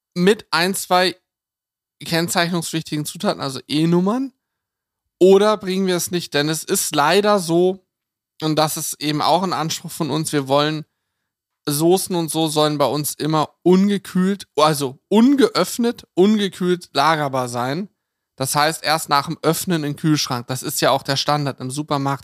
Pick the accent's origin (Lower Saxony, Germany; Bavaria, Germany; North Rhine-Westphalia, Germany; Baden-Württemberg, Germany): Lower Saxony, Germany; bei uns in Niedersachsen